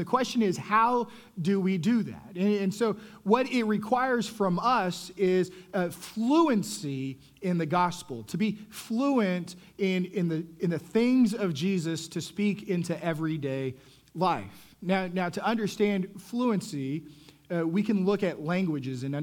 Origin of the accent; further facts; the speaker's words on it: Texas, United States; I'm growing up in Texas, and so I get to high school